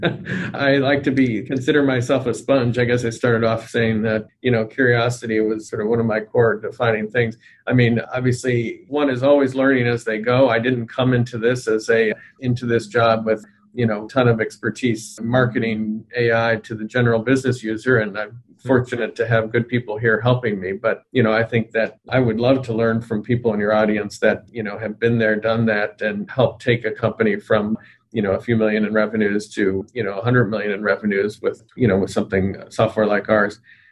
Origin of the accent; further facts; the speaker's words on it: United States; I'm, you know, we're obviously American here